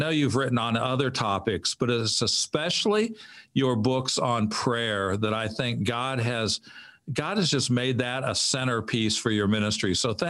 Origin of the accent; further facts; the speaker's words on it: central Illinois, United States; now in Atlanta, United States; I grew up in central Illinois, and my wife's from Charlotte. So we live in Atlanta now, where Walk Through the Bible is headquartered. But we've been down here since 1992.